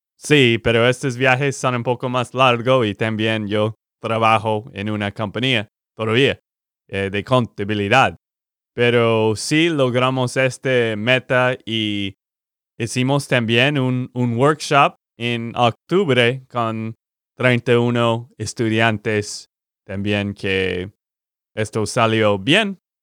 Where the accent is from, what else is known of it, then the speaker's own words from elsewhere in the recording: Texas, United States; de Texas, Estados Unidos